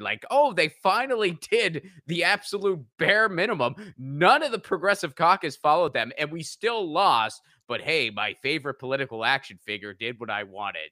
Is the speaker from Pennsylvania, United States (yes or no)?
yes; Pittsburgh, Pennsylvania, United States; I grew up around that area. I grew up in Pittsburgh